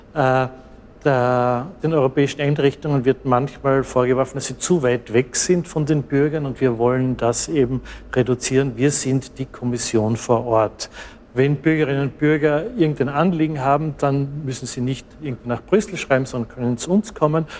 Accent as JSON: {"language": "German", "country": "Austria", "said": "Ich stamme aus Österreich"}